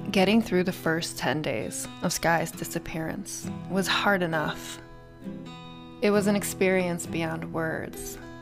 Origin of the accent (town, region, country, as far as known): United States